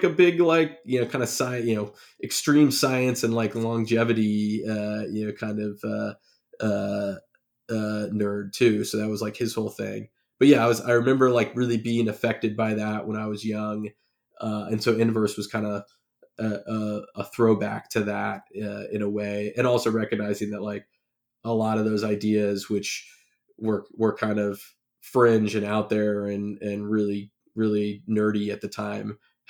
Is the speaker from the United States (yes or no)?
yes; California, United States; I grew up in the Bay Area, you know, south of San Francisco, and had a, you know, nice suburban life and, you know, good family life.